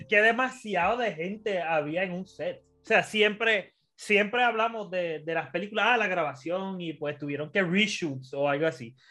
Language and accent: Spanish; Puerto Rico; como buen puertorriqueño